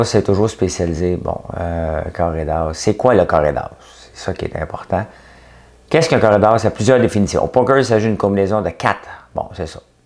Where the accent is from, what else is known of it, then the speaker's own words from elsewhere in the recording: Quebec, Canada; Je suis québécois